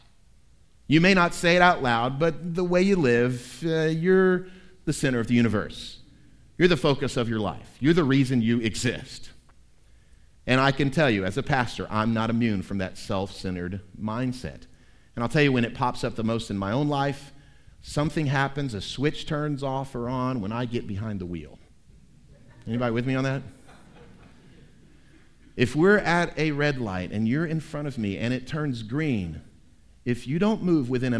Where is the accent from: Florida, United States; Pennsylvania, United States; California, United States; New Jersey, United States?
Florida, United States; Tampa; moved away as an adult; also born or lived in South Georgia; now in Tennessee, United States; I was born at Tampa General Hospital in Tampa, Florida in 1969.